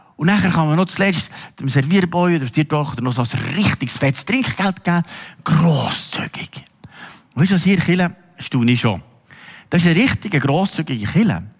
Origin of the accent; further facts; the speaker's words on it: Switzerland; uns Schweizer